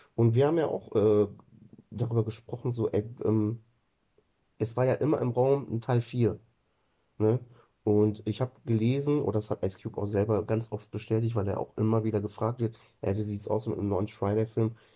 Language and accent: German; Germany; bei uns in Deutschland